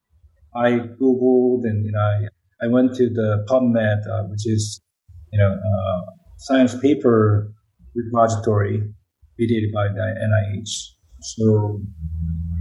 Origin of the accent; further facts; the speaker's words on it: South Korea; accent: Korean; English is a second language; moved away; English is not my first language. I still maintain my Korean accent.